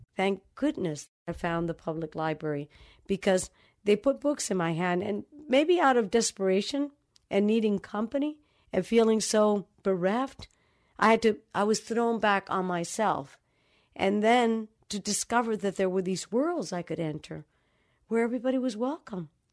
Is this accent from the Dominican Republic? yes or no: yes; Dominican Republic; moved away; also born or lived in New York City; I grew up in the Dominican Republic